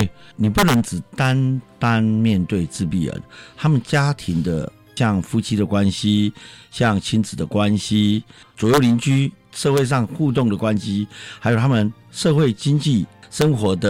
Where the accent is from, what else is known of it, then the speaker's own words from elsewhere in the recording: Taiwan; 大概一岁，我们台湾人讲说，大概一岁